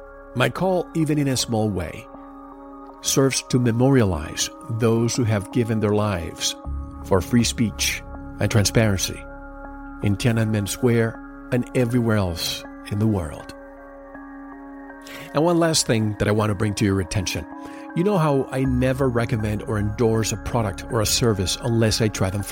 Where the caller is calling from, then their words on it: Arizona, United States; No, we are calling from Arizona.